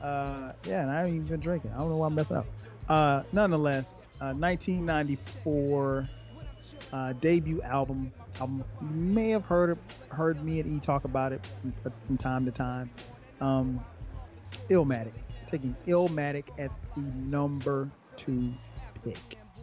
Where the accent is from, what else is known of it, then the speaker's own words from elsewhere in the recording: the South, United States; I'm from the South